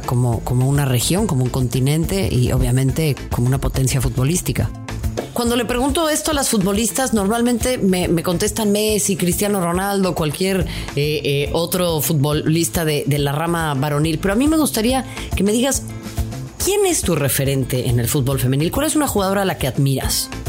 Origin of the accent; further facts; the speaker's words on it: Mexico; nuestro vecino del norte